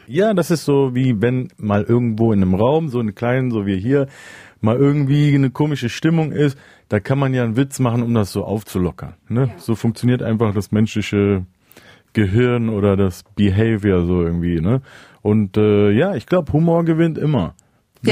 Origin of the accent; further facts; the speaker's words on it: Cologne, North Rhine-Westphalia, Germany; ich definiere mich eigentlich als Rapper und danach eher wahrscheinlich als Kölner und irgendwann kommt dann Türke